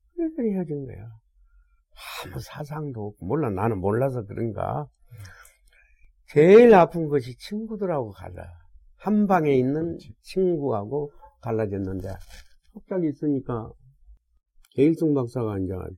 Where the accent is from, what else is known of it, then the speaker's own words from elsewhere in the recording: Haenam, South Jeolla, South Korea; now in Seoul, South Korea; 나는 해남이고